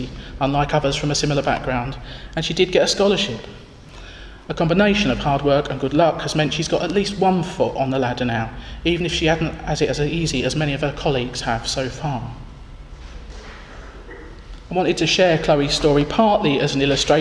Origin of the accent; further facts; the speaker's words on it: Northern Ireland, United Kingdom; moved away as an adult; I felt isolated by being the only Northern Irish person, and being working class Northern Irish at that. Living outside my home country for the first time